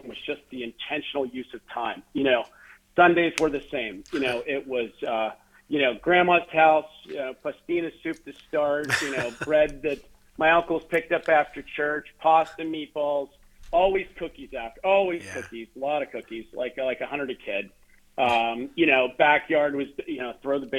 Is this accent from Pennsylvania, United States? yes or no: yes; Johnstown, Pennsylvania, United States; moved away as an adult; now in Pittsburgh, United States; I grew up in Johnstown, Pennsylvania, you know, not far from our great city of Pittsburgh here